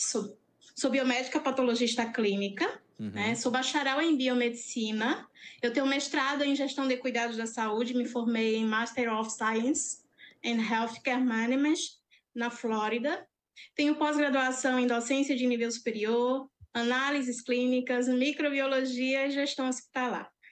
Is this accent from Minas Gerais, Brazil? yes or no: no; Cajazeiras, Paraíba, Brazil; sertaneja raiz, apaixonada pelo meu estado. Sou de Cajazeiras